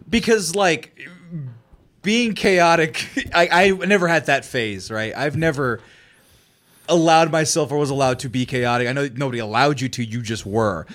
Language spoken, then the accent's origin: English; Fresno, California, United States; Fresno, my hometown